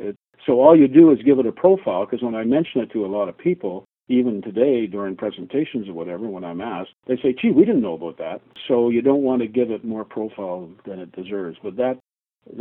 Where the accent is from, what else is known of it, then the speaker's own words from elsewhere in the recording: Canada; I'm a Canadian